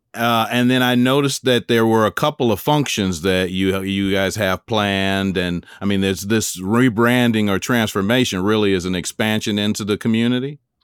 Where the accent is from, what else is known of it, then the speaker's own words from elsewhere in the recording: Chicago, Illinois, United States; accent: sound like you're from the South; I actually born and raised in Chicago